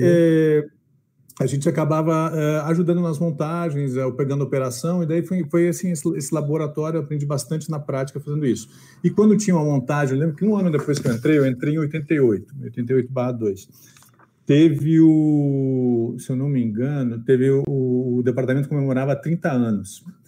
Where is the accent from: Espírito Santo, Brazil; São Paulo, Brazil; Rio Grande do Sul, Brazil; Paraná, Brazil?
Rio Grande do Sul, Brazil; Porto Alegre; eu sou de Porto Alegre